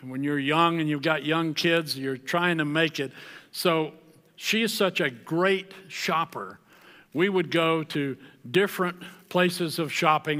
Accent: the South, United States; I grew up in the South where if you were born in the South, you were a believer

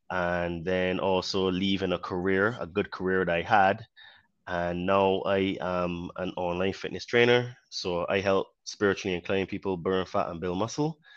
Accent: Barbados; born there; accent: Caribbean; also born or lived in United Kingdom; Um, I was born in Barbados, so hence why I have a bit of a Caribbean accent. Um, I used to live in the UK for many years, almost half of my life.

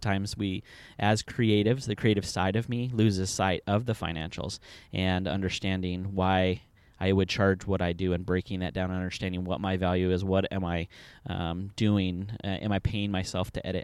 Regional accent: Southern California, United States; moved away as an adult; now in Indianapolis, United States; originally, I am from Southern California

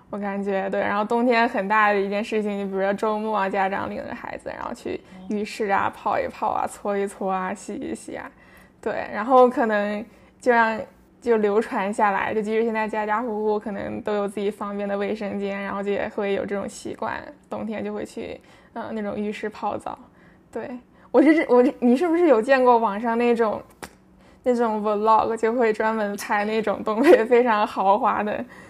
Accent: Shenyang, Liaoning, China; now in Canada; 我是一个唯一的北方人，我来自沈阳

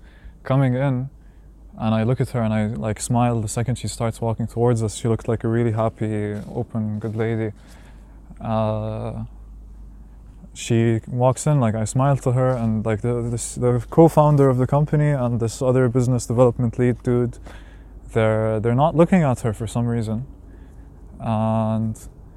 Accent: Palestine; I'm from Palestine.

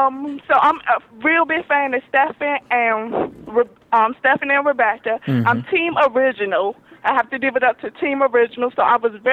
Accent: Washington, District of Columbia, United States; I'm from D.C.

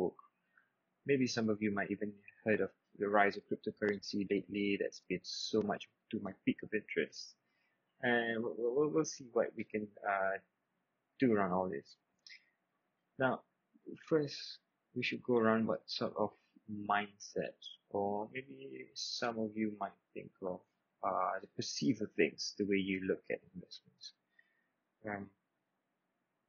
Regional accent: Subang Jaya, Selangor, Malaysia; I'm 22 years old, I'm from Subang Jaya.

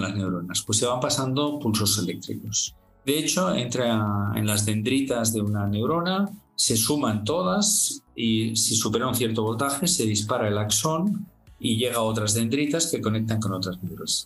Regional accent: Barcelona, Catalonia, Spain; moved away as an adult; also born or lived in Abu Dhabi; now in Singapore; Barcelona, que es mi ciudad natal

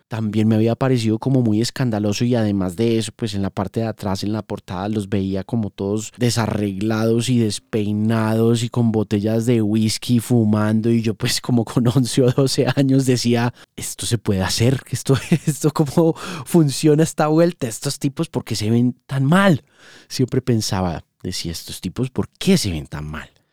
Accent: Manizales, Caldas, Colombia; born or raised there

